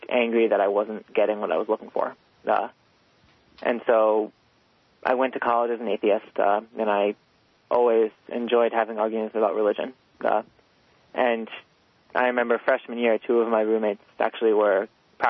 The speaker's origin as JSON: {"language": "English", "town": "New York City", "region": "New York", "country": "United States", "tie": "born or raised there", "said": "I'm from New York City, and I grew up in a pretty liberal Jewish home"}